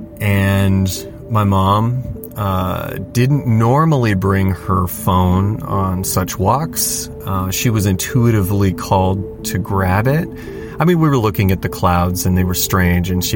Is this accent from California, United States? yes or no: yes; just north of Los Angeles, California, United States; We're from California, just north of Los Angeles